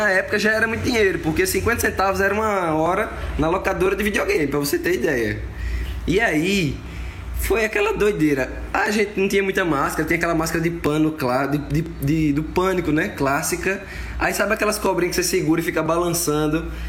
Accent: Caruaru, Pernambuco, Brazil; now in Maceió, Brazil; Alagoas, Maceió, vindo das terras de Caruaru, Pernambuco, mas moro aqui há mais de 25 anos já, então eu sou alagoano.

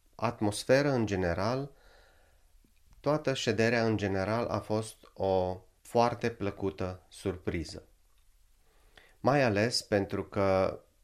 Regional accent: Satu Mare, Satu Mare County, Romania; now in Finland; în orașul meu natal, în satul mare

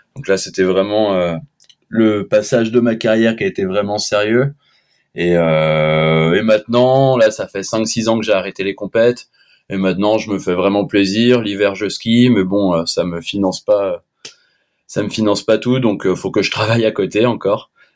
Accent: La Clusaz, Auvergne-Rhône-Alpes, France; je suis de l'Aclusa, j'ai grandi à l'Aclusa

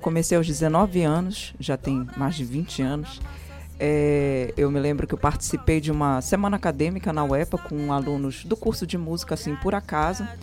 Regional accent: Pará, Brazil; eu, como boa paraense, também desde moleca, filha de Marajoara, né, que minha mãe é de Cachoeira do Arari

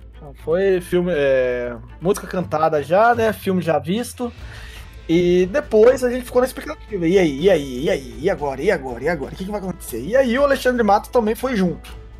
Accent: Bragança Paulista, São Paulo, Brazil; Eu nasci em Bragança

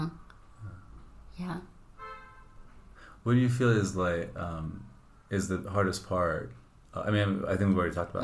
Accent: Iran; moved away; I grew up in Iran

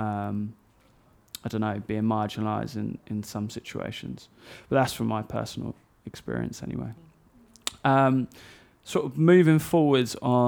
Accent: Essex, East of England, United Kingdom; we grew up in Essex

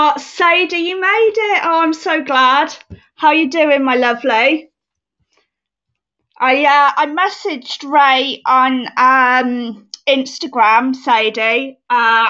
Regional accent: United Kingdom; I am British. I am very much British

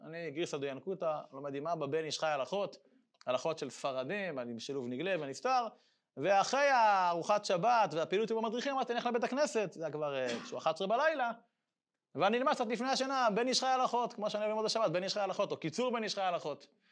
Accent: Israel; אני גדלתי בקיבוץ הדתי, בבית ספר של הקיבוץ הדתי

